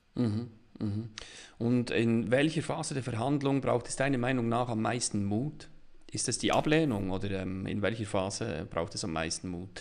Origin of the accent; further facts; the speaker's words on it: Bern, Switzerland; ich als Berner